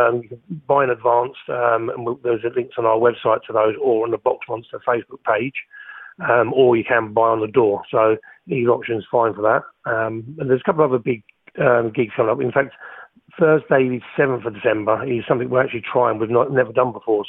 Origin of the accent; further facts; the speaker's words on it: Milton Keynes, South East England, United Kingdom; I grew up in Milton Keynes